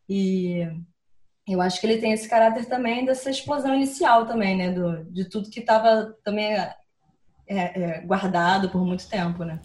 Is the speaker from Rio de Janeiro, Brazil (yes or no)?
yes; Rio de Janeiro, Brazil; Sou carioca